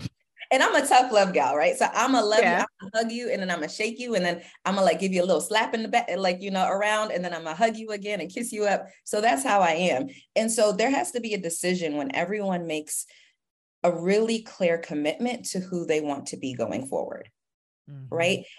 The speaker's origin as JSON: {"language": "English", "town": "Queens", "region": "New York", "country": "United States", "tie": "born or raised there", "said": "So I grew up in Queens and my parents are immigrants"}